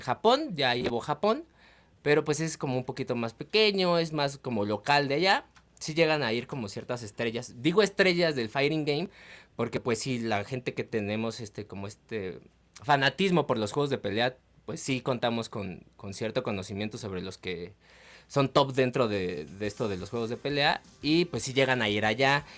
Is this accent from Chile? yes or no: no; Mexico; los mexicanos somos bien chingones